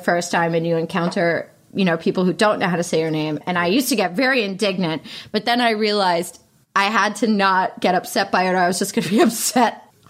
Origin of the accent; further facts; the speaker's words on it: Pittsburgh, Pennsylvania, United States; Pittsburgh, Pennsylvania.